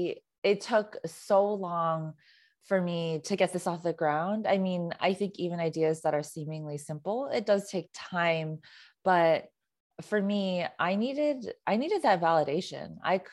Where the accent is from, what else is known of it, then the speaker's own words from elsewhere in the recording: California, United States; I mean, so I grew up in the Bay Area and I went to a predominantly Asian high school.